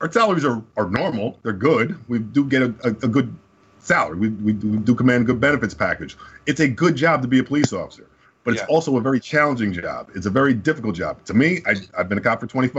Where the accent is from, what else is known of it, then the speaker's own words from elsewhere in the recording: Summit, New Jersey, United States; I grew up in Summit